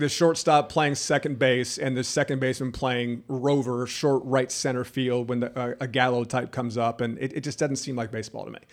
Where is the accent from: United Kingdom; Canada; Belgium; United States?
United States; Jacksonville, Florida; I was from the Jacksonville area, Fletcher High School, out of the beach